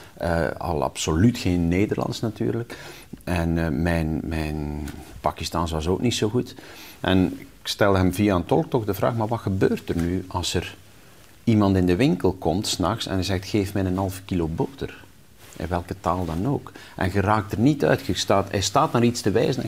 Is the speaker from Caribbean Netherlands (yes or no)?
no; West Flanders, Belgium; moved away; also born or lived in Ghent; ik zat in Gent op school, ik kwam uit West-Vlaanderen